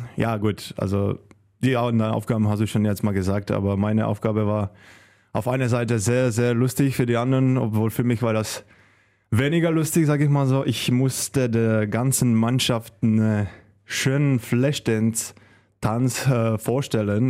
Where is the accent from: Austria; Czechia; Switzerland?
Czechia; Karviná, Moravian-Silesian Region; German is a second language; moved away as an adult; also born or lived in Hamm, Germany / Göppingen, Germany / Balingen, Germany; now in Solingen, Germany; ich komme auch ganz aus dem Osten der, der Republik, äh, aus kleiner